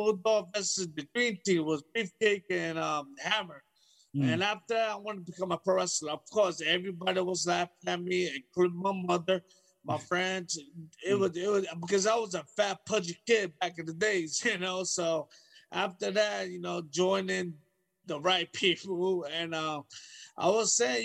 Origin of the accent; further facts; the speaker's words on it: New York City, New York, United States; I'm from New York City